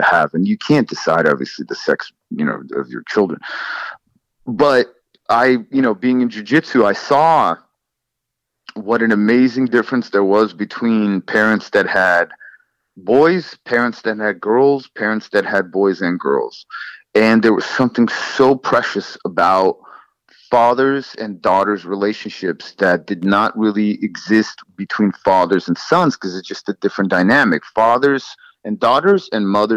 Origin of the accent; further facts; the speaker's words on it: Los Angeles, California, United States; also born or lived in Soviet Union; I grew up in Los Angeles in San Fernando Valley